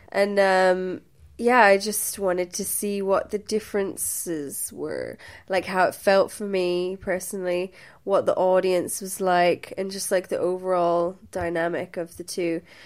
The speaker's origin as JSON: {"language": "English", "town": "Limerick", "region": "Munster", "country": "Ireland", "tie": "born or raised there", "also_born_or_lived": "Wembley, London, United Kingdom", "said": "I am from Limerick"}